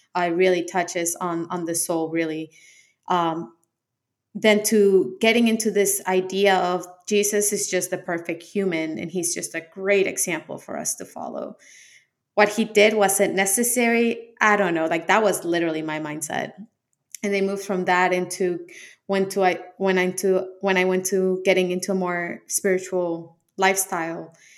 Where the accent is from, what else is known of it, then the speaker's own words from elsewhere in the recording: Colombia; I'm from Colombia, so it's a heavily influenced Catholic country. Uh, Catholic school